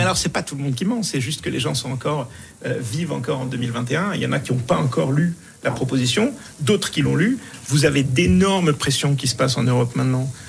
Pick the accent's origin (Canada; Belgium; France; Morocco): Morocco; moved away; je, suis du Maroc, j'ai grandi au Maroc